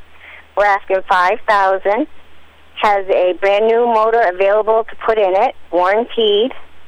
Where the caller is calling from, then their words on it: Rumford, Maine, United States; I'm calling from Rumford, Maine.